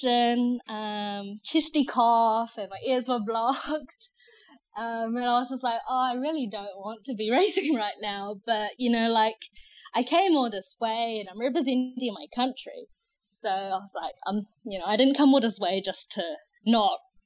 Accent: New Zealand; also born or lived in China; I'm originally from China. I moved to New Zealand when I was 5. And New Zealand's just really become my home.

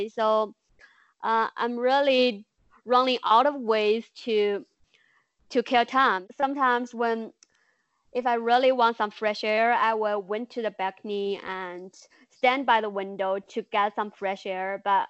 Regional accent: Enshi, Hubei, China; English is a second language; When I first came back to Hubei, Enshi, my hometown, I don't think people really take it that serious.

